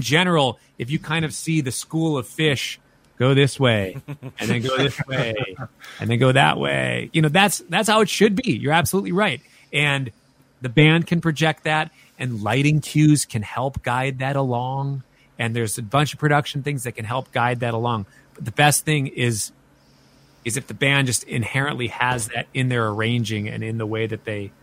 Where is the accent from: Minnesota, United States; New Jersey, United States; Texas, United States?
Minnesota, United States; Minneapolis; I'm from Minneapolis